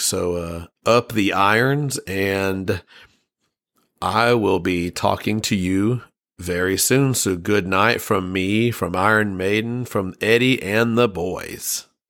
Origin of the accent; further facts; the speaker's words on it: United States; I'm an American and I've never traveled across the pond